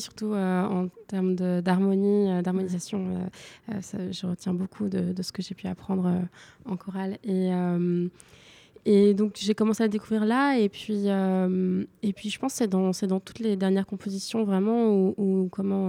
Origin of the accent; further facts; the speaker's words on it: Lorient, Brittany, France; moved away; also born or lived in Paris; j'ai grandi une partie de mon enfance. Je fais une partie de mon enfance à Lorient